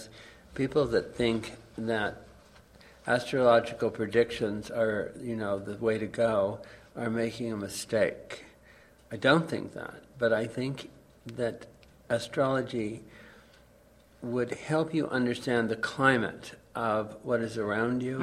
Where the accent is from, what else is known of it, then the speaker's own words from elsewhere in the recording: Baie-D'Urfé, Quebec, Canada; I'm suburban from Montreal, Bay d'Urfey